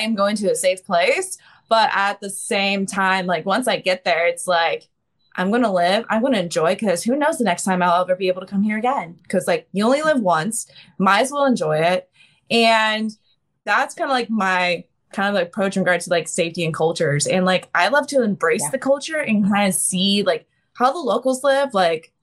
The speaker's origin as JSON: {"language": "English", "region": "Ohio", "country": "United States", "said": "I'm from Midwest in Ohio in the US"}